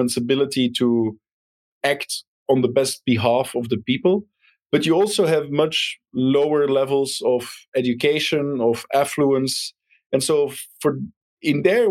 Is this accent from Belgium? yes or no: yes; Belgium; moved away; I'm originally from Belgium